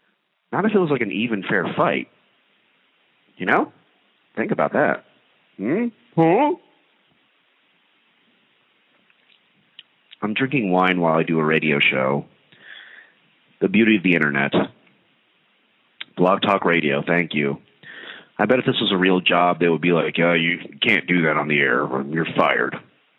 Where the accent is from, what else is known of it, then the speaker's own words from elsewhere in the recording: India; So I'm Indian. I wonder how the Indians would do.